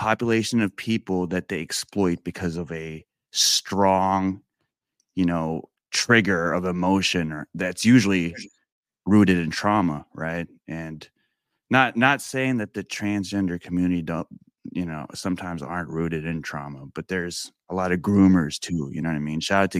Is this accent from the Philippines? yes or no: yes; Philippines; I'm Filipino, and I don't know if you are familiar with any Filipinos in your circle or your community or in your audience